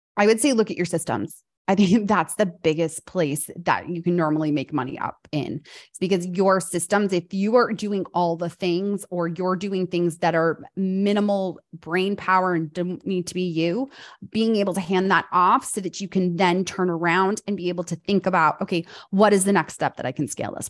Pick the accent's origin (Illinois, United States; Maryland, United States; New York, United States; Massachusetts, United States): New York, United States; moved away as an adult; now in North Carolina, United States; I'm a fast talker because I grew up in New York